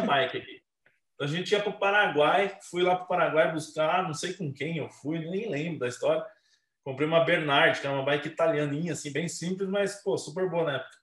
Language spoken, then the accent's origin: Portuguese; Curitiba, Paraná, Brazil; moved away as an adult; now in Campinas, Brazil; Comecei lá em Curitiba, minha cidade natal. Hoje eu moro em Campinas, moro em Campinas desde 2009. Mas eu sou natural de Curitiba, minha carreira inteira foi lá.